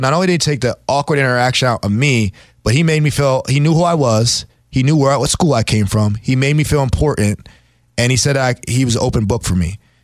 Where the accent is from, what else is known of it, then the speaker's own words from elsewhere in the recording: New Jersey, United States; I'm from South Jersey